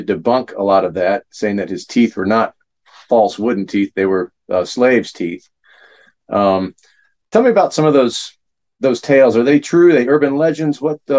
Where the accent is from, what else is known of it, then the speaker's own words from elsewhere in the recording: Fredericksburg, Virginia, United States; You know, I grew up in Fredericksburg.